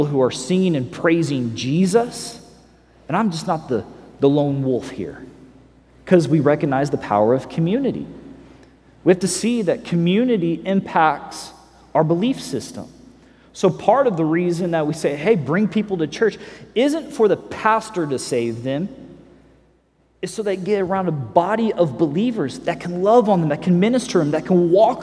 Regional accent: Missouri, United States; I grew up in Missouri

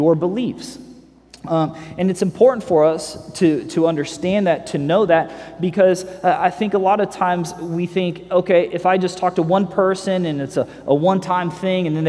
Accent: Missouri, United States; I grew up in Missouri

